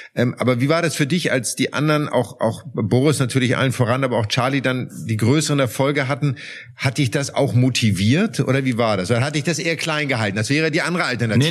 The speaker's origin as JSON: {"language": "German", "country": "Germany", "said": "bei uns in Deutschland"}